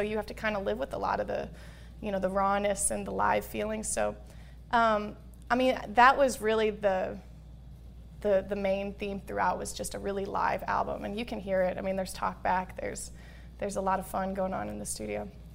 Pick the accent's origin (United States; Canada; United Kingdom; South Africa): United States; Midwest; born or raised there